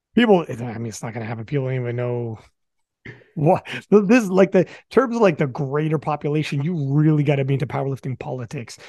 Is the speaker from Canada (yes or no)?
yes; Canada; I'm from Canada, Canadian nationals